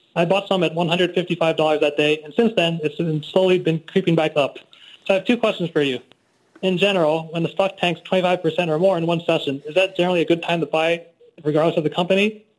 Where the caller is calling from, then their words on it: Irvine, California, United States; I'm a dermatologist from Irvine, California.